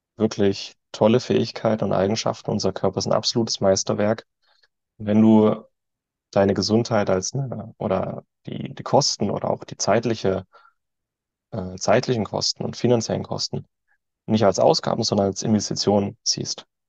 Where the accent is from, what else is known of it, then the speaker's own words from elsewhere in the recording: Germany; als Deutsche sind wir, oder ich